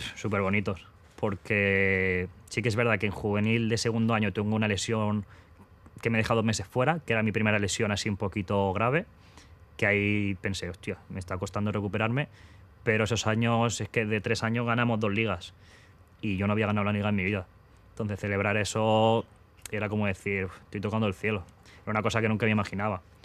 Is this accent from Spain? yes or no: yes; Castelldefels, Catalonia, Spain; moved away as an adult; now in Seville, Spain; me empezó en el fútbol en Castelldefels, en mi pueblo